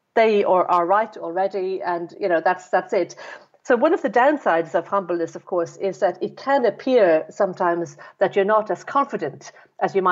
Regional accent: Dublin, Leinster, Ireland; I was brought up in Ireland, in Dublin

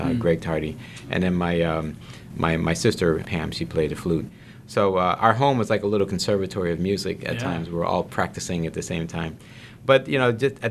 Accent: New Orleans, Louisiana, United States; now in South Bend, United States; growing up in New Orleans.

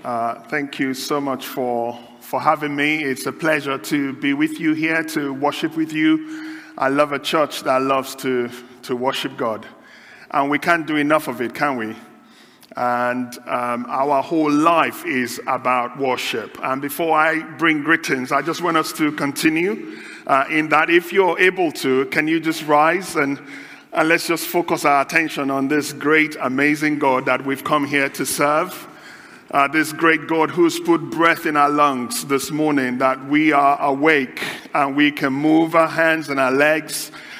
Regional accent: Nigeria; now in United Kingdom; I come from Nigeria originally. Been in the UK just over 18 years.

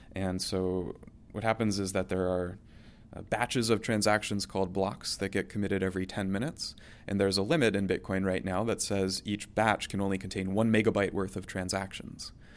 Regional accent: Oviedo, Florida, United States; moved away; my hometown, uh, in, in Seminole County in central Florida

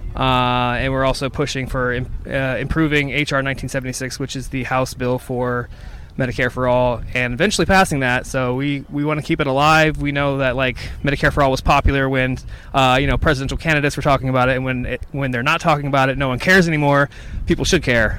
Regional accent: New York City, New York, United States; I'm from New York City

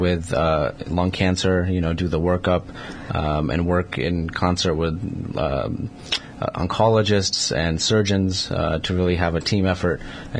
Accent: New York, United States; moved away as an adult; also born or lived in Manhattan / Brooklyn / Long Island; now in Connecticut, United States; I grew up mostly in New York. So, you know, went to high school and, you know, middle school and college and pretty much, so Manhattan, Brooklyn, Long Island.

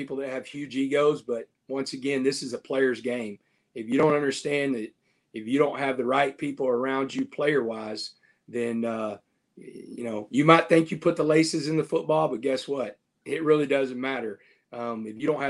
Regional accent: Texas, United States; being a Texan and being a Texas high school coach for so long

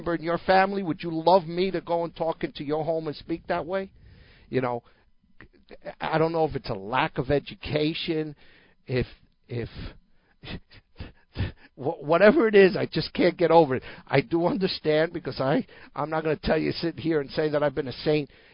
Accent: New Jersey, United States; I grew up hearing that in New Jersey

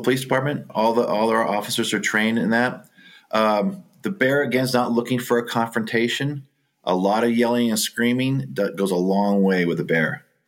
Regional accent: Orange County, California, United States; I grew up in Orange County uh, when it was still an agricultural area

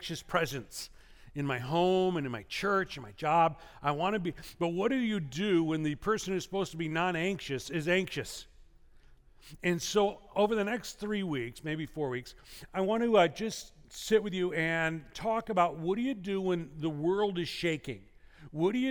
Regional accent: Illinois, United States; now in California, United States; Growing up in Illinois

